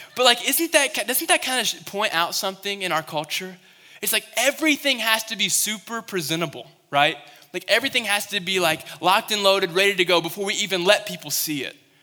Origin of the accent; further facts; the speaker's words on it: Western Kentucky, United States; moved away; I was in Western Kentucky, I came from Kentucky